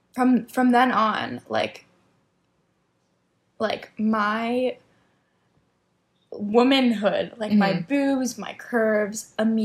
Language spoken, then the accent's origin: English; Miami, Florida, United States; moved away as an adult; now in New York, United States; growing up in Miami, we're always in bathing suits